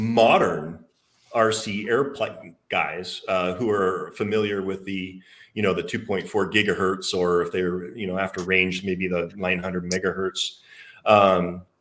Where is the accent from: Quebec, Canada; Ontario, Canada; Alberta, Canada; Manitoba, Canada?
Alberta, Canada; accent: Canadian; moved away as an adult; also born or lived in Victoria, British Columbia / Florida; now in The Woodlands, United States; I was born and raised in Alberta, Canada